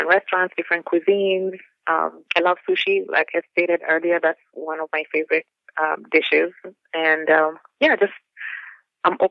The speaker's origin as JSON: {"language": "English", "region": "Nairobi", "country": "Kenya", "tie": "born or raised there", "moved": "as an adult", "lives_now": "Wisconsin, United States", "said": "I grew up in Nairobi and I came as a student"}